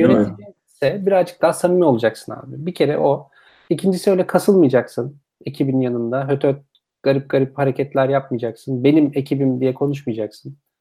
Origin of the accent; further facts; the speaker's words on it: Turkey; biz Türkiye'de